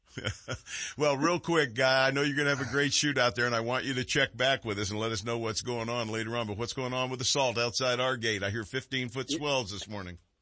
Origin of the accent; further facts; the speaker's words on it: Texarkana, United States; now in California, United States; I was born over there in Texarkana